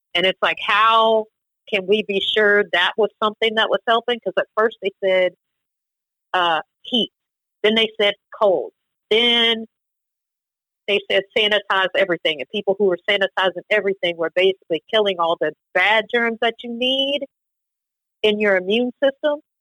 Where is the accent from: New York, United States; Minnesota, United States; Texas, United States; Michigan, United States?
Texas, United States; College Station; College Station, Texas